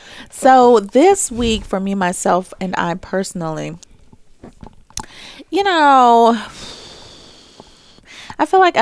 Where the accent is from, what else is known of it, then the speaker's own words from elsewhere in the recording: Jamaica; So I've told all of my bosses, I'm Jamaican, I've got like 6 jobs.